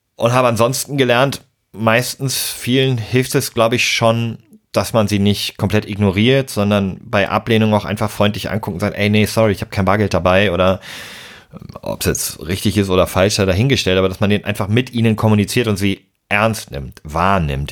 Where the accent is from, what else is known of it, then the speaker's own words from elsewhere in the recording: Hamburg, Germany; meiner Heimatstadt Hamburg